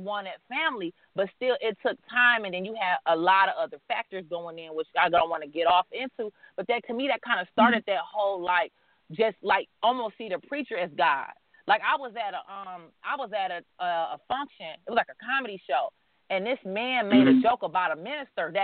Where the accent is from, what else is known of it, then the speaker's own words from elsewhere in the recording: Detroit, Michigan, United States; I'm from Detroit